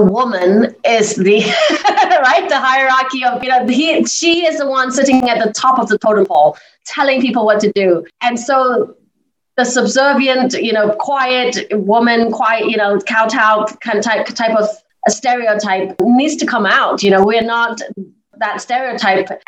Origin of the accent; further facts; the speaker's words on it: England, United Kingdom; moved away as an adult; also born or lived in Hong Kong; now in Los Angeles, United States; I was born in Hong Kong. I raised in England and now residing in Los Angeles